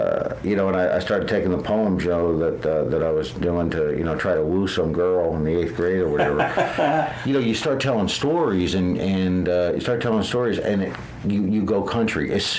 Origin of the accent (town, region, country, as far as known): Connecticut, United States; born or raised there